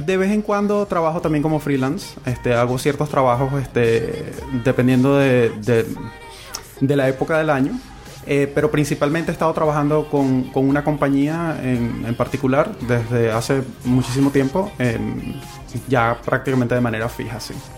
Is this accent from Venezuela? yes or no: yes; Venezuela; moved away as an adult; now in Chile; yo soy em, venezolano, para comenzar. Eh, tengo aquí en Chile aproximadamente dos años